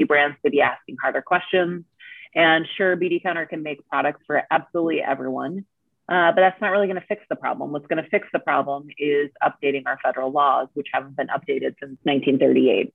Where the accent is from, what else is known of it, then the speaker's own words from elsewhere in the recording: Minnesota, United States; moved away as an adult; also born or lived in Washington, D.C.; I really started working in Minnesota, where I'm from